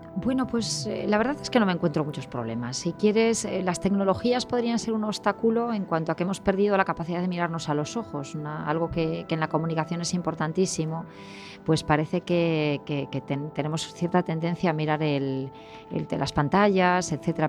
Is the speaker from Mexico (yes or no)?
no; A Coruña, Galicia, Spain; now in Vigo, Spain; soy de La Coruña y vivo en Vigo